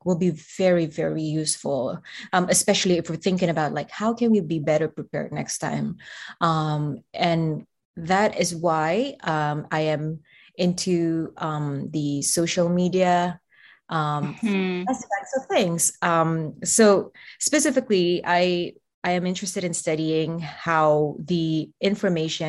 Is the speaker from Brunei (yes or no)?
yes; Brunei; moved away as an adult; now in Berkeley, United States; I'm from Brunei, where predominantly we speak Brunei Malay and a little bit of English.